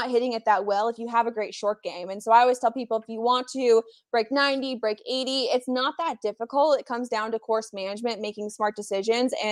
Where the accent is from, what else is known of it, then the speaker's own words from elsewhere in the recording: Colorado, United States; moved away as an adult; also born or lived in Arizona; I grew up in Colorado, and so I learned to play the game there